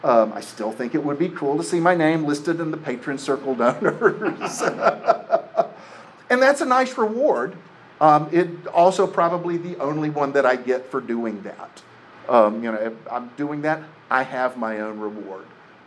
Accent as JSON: {"language": "English", "town": "Lafayette", "region": "Louisiana", "country": "United States", "said": "I'm from Lafayette, Louisiana. I need $10 more to pay for the bus ticket that's $87.35 to put me on Greyhound."}